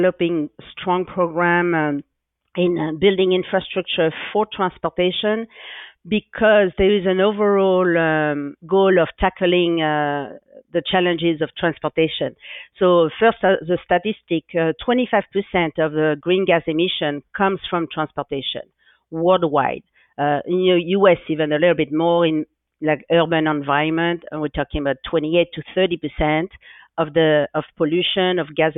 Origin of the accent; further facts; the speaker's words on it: France; English is a second language; moved away as an adult; also born or lived in San Francisco Bay Area, California; now in San Francisco, United States; I grew up near the Atlantic Ocean, so in France